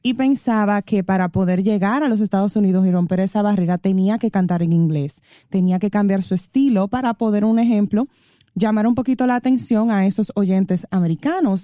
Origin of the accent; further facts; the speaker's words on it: Dominican Republic; como los dominicanos